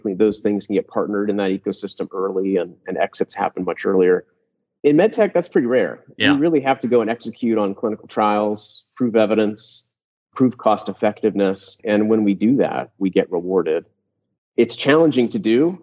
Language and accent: English; Columbus, Ohio, United States; I grew up in the Midwest in Columbus, Ohio